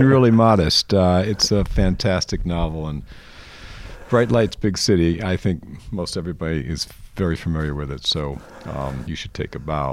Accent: Michigan, United States; growing up in Michigan

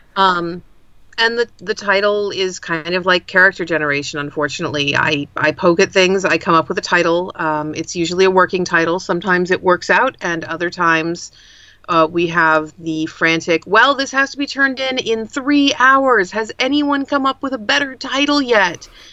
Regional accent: United States; also born or lived in Pacific Northwest / Berkeley, California; I'm an American urban fantasy author based out of the Pacific Northwest

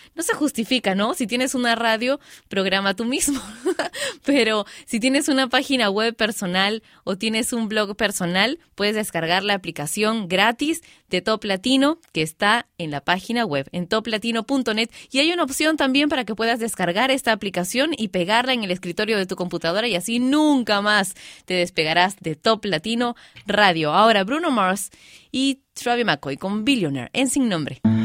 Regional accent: Peru; mis amigos de Arequipa en mi país, Perú

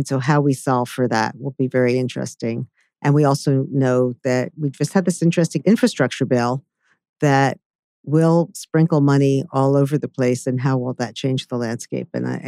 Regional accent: New York City, New York, United States; New York City where I live, because I've lived here all my life, I was born in Manhattan

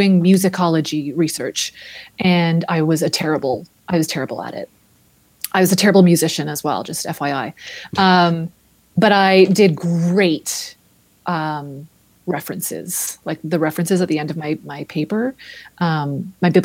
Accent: Grimsby, Ontario, Canada; now in Toronto, Canada; My first memory of a library was my hometown, which was Grimsby, Ontario

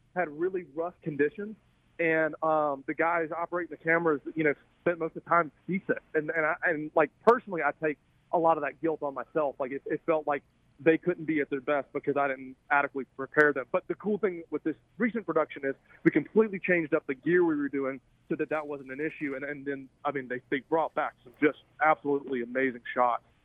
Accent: Alabama, United States; accent: southern; I'm kind of a Alabama bass bum

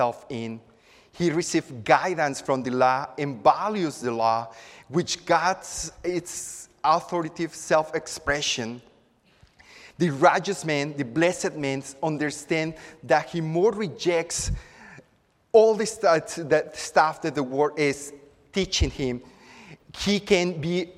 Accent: Acapulco, Guerrero, Mexico; now in Houston, United States; I'm from Acapulco, which is a tropical environment on the Pacific coast of Mexico. My parents' house is near a river, and as a child, I spent many afternoons

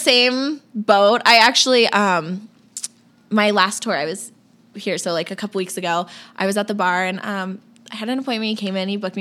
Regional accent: Florida, United States; moved away as an adult; I grew up, born and raised in Florida. Was there for tw- first 21 years of my life

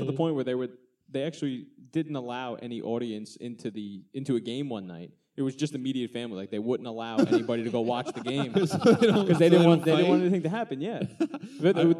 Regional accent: Massapequa, New York, United States; also born or lived in Farmingdale; I'm part of that little people that went to Farmingdale but live in north of Massapequa.

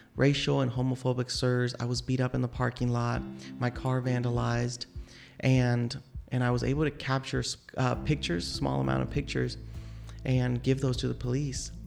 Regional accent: Tulsa, Oklahoma, United States; I was born here in Tulsa, and I still have family members

